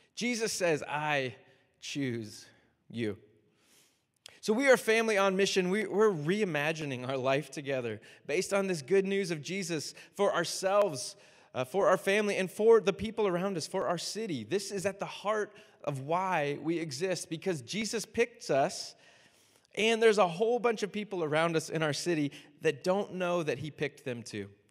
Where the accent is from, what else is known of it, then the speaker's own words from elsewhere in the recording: Miami, Florida, United States; I'm from Miami, so I'm a huge Dolphins fan